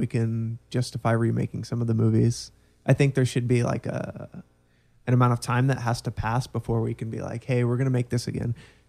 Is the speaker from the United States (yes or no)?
yes; Orlando, Florida, United States; also born or lived in Texas / Pennsylvania; for the most part, I've always been in Orlando.